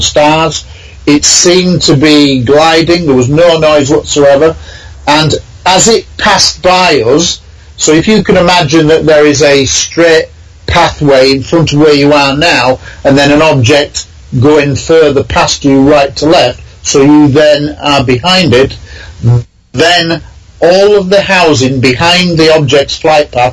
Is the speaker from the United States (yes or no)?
no; Scunthorpe, Yorkshire and the Humber, United Kingdom; my hometown of Scunthorpe in Lincolnshire